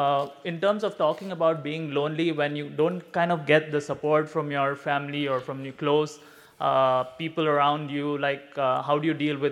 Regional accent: India; moved away as an adult; now in Singapore; I'm 27. I'm originally from India. I've been living in Singapore for the past few years.

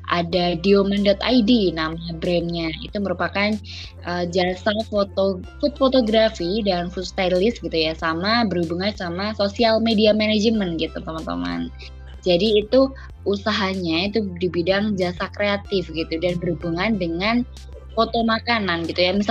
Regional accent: Ponorogo, East Java, Indonesia; Dan saya asalnya dari Ponorogo Jawa Timur.

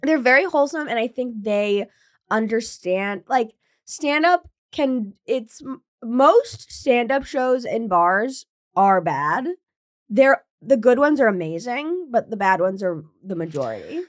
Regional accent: Williamstown, Massachusetts, United States; my hometown, Williamstown, Massachusetts

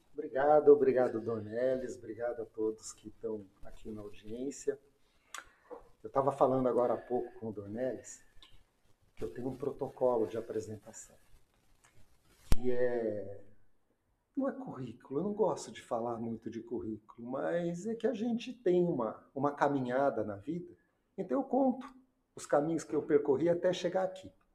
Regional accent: Londrina, Paraná, Brazil; also born or lived in Brasília; eu voltei para minha terra, Londrina

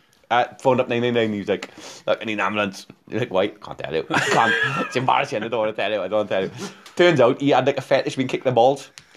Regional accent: Wales, United Kingdom; we ask being Welsh, right?

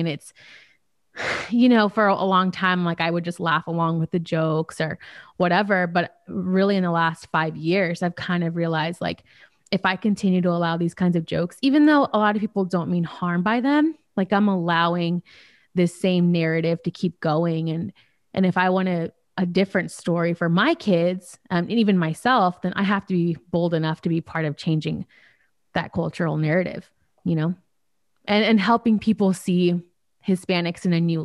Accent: Charlottesville, Virginia, United States; also born or lived in Miami, Florida; we moved here when I was born in Miami. And you guys moved us to Charlottesville, Virginia

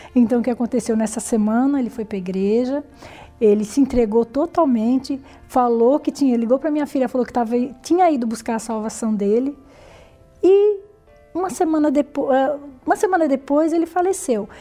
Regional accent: São Paulo, Brazil; nasci em São Paulo, né, no bairro da Lapa. É, lá convivi com meus pais durante muitos anos

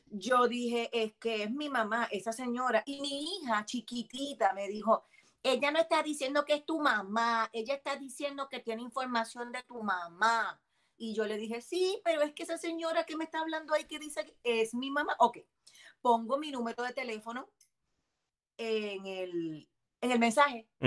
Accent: Miami, Florida, United States; born there; yo vivo en los Estados Unidos, yo nací en Miami.

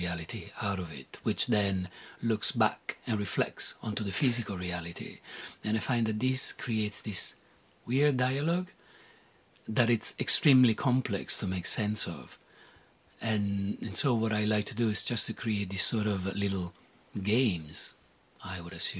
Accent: Rome, Lazio, Italy; born there; So I was born in Italy, and they're like, when you're born in Italy, usually you're Catholic by definition. When you're born in Rome, you're Catholic by definition.

